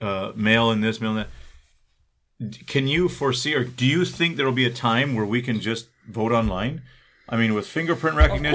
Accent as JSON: {"language": "English", "country": "Canada", "said": "as a Canadian"}